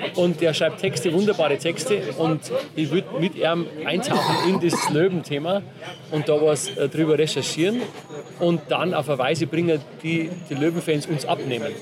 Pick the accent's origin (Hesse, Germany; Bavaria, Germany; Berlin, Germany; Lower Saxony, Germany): Bavaria, Germany; Und aus einem kleinen Bauerndorf, Wertach heißt